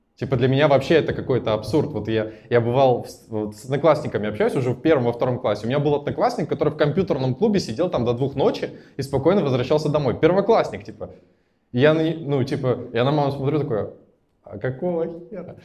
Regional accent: Naberezhnye Chelny, Tatarstan, Russia; now in Moscow, Russia; я родом из набережных Челнов, в целом с городом разобрались. Это Татарстан

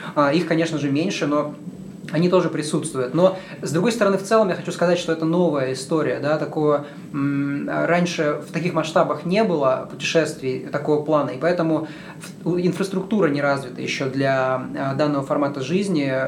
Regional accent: Yekaterinburg, Sverdlovsk Oblast, Russia; moved away as an adult; also born or lived in New York / Santa Cruz, California; я сам родился в Екатеринбурге

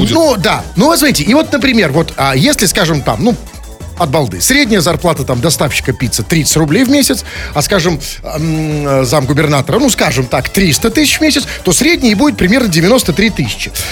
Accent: Saint Petersburg, Russia; я же тоже петербуржец, я же петербуржец.

